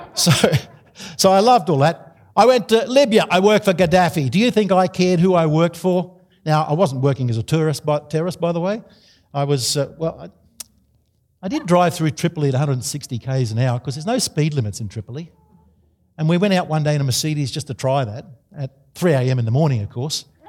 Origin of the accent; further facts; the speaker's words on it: Australia; I'm an Australian.